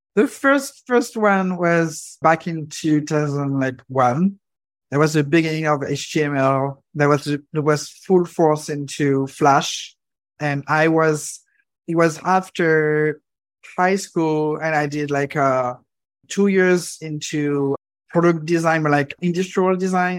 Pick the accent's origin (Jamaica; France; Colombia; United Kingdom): France; Normandy; I grew up in France, specifically in Normandy